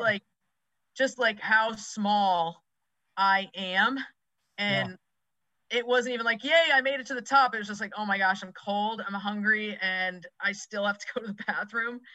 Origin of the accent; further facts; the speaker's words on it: Massachusetts, United States; moved away as an adult; also born or lived in suburbs of Philadelphia, Pennsylvania; now in Philadelphia suburbs, United States; i grew up in massachusetts i live mm-hmm. in the suburbs of philadelphia right now